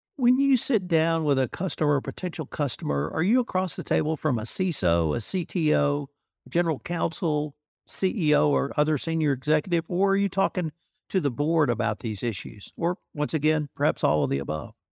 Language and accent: English; United States; me as an American